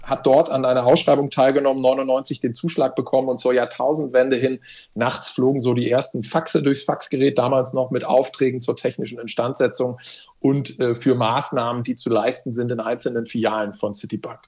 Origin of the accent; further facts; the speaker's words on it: Hamburg, Germany; accent: Hamburg; moved away as an adult; also born or lived in Hesse; now in Baden-Württemberg, Germany; Ich bin Hamburger Jung, klassischer Hamburger Jung, in Hamburg geboren